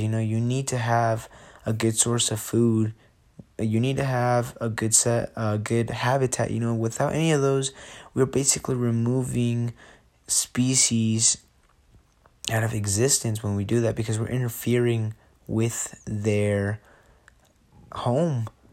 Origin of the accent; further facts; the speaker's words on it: Jalisco, Mexico; now in Sandy, United States; I am from Jalisco, Mexico, and I lo-, now live in Sandy, Utah